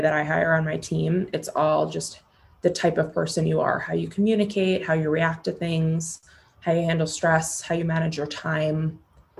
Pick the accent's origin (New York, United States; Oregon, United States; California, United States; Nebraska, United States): New York, United States; New York City; Being born and raised in New York City, I can't shake this type A part of me